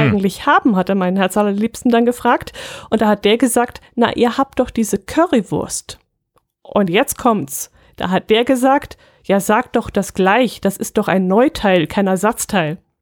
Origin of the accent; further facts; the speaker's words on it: Allgäu, Germany; wir sind Allgäuer